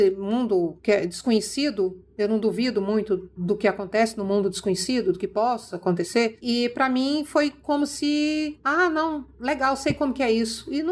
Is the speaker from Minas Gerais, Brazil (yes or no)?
yes; Minas Gerais, Brazil; born there; Aí ele falou, é Minas. Eu falei, nossa, eu nasci em Minas.